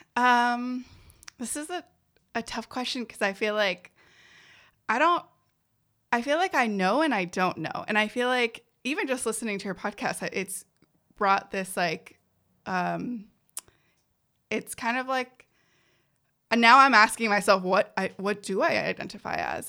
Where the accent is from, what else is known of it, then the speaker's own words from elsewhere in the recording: San Jose, California, United States; first language Spanish; English is a second language; I was born in San Jose, California